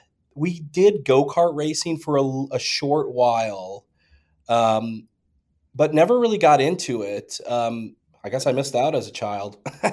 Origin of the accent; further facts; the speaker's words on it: Iowa, United States; You know, there's old, like, dirt tracks, you know, every small town in the Midwest